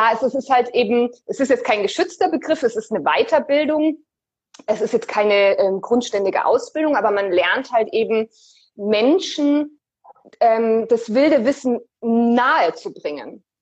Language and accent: German; Munich, Bavaria, Germany; ich bin 30 Jahre alt, ich komme auch aus München wie ihr.